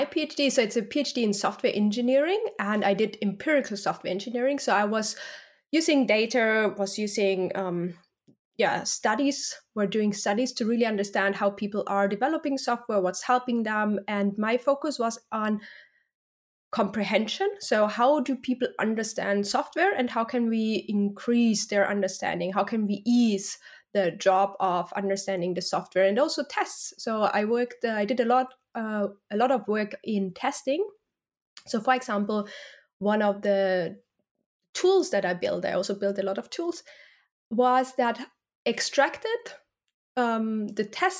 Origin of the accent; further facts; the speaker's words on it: Austria; moved away; Yeah, well, so I'm originally from Austria, and then I lived in London for some time. Then I moved to the Netherlands.